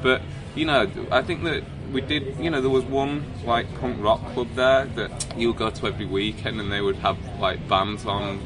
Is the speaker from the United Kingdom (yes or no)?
yes; Wakefield, Yorkshire and the Humber, United Kingdom; We grew up in Wakefield in West Yorkshire